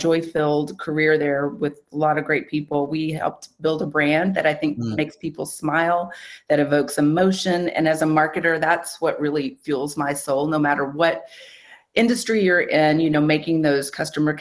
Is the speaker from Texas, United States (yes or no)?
yes; West, Texas, United States; I'm not Czech, but I grew up there